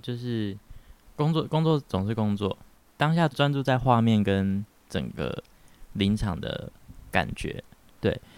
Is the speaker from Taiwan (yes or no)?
yes; Pingtung County, Taiwan; moved away as an adult; now in Taipei, Taiwan; 我是来自屏东的小孩